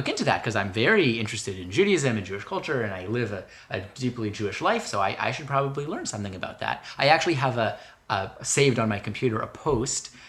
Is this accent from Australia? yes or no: no; Canada; moved away as an adult; also born or lived in Boston; I'm from Canada, mm-hmm. I am an international student, obviously, in Boston